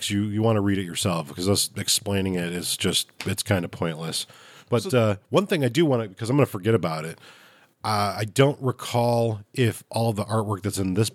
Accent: Chicago, Illinois, United States; I'm from Chicago

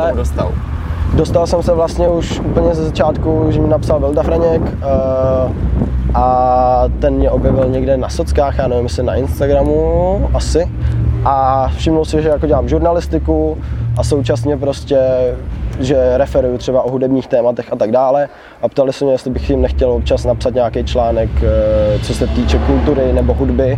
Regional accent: Pardubice, Pardubice Region, Czechia; my jsme z Pardubic

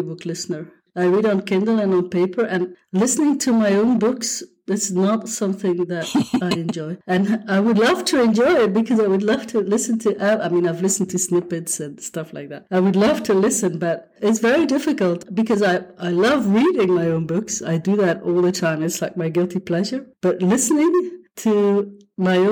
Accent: Belgium; I'm from Belgium, right? I live in Europe

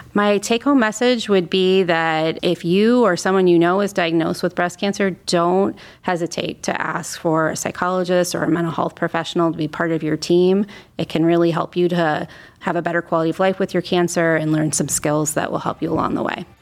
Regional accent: Northeast Ohio, United States; I'm an Ohio native, so I'm here from Northeast Ohio

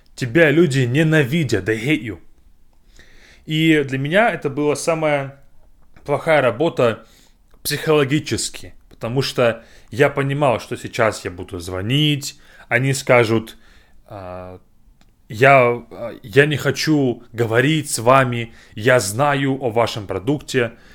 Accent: Novosibirsk, Novosibirsk Oblast, Russia; moved away; Я приехал в Новосибирск, в мой родной город

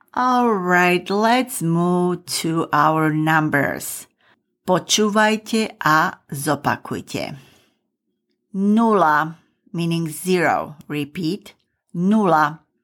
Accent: Michalovce, Košice Region, Slovakia; first language Slovak; English is a second language; my hometown Michalovce and Zemplín region

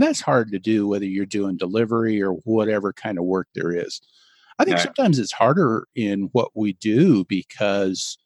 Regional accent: Nebraska, United States; now in Denver, United States; when I grew up in Nebraska

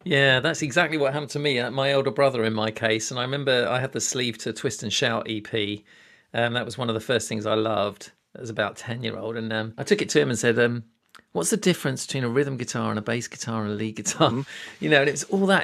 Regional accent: United Kingdom; I'm a Brit

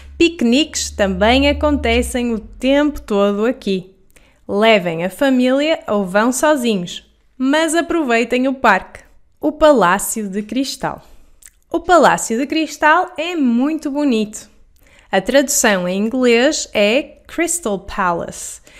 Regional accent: Porto, Norte, Portugal; also born or lived in Netherlands / England; vivi toda a minha vida no Porto, exceto nos três anos que passei entre a Holanda e a Inglaterra

